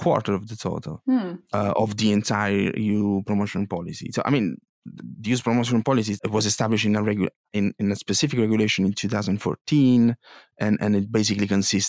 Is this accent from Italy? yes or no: yes; Apulia, Italy; first language Italian; English is a second language; moved away; I'm not British. I'm Italian.